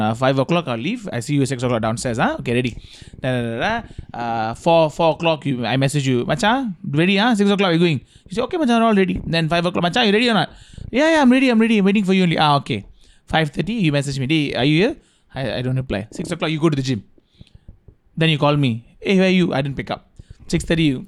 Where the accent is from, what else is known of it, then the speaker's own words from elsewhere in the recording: India; as an Indian